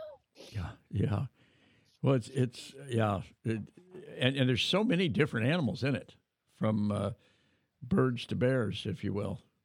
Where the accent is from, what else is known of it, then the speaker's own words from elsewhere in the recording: California, United States; California to my hometown